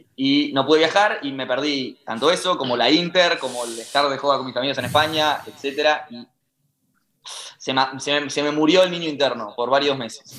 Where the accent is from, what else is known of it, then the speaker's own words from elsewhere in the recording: Uruguay; somos de Uruguay